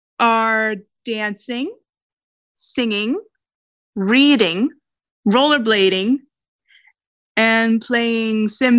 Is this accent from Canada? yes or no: yes; Langley, British Columbia, Canada; I'm from Langley, BC, born and raised.